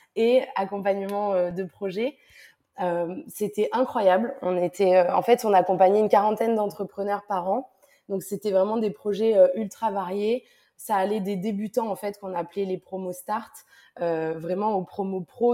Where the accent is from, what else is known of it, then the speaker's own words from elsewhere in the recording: south of France, France; moved away; also born or lived in Lyon / Paris / Montreal / Glasgow; Je suis originaire du sud de la France et puis j'ai vécu euh, à Lyon, à Paris, un petit peu à Montréal et à Glasgow.